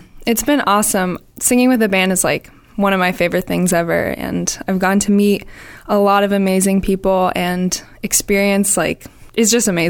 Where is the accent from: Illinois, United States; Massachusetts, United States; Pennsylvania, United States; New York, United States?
Massachusetts, United States; Boston; I'm from Boston.